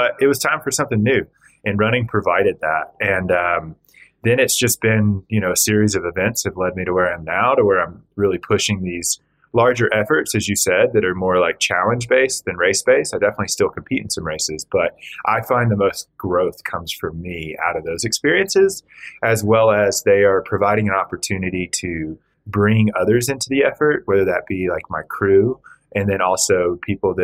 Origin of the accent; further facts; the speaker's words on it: Georgia, United States; moved away as an adult; also born or lived in Austin, Texas / Alaska / Virgin Islands; I grew up in Georgia.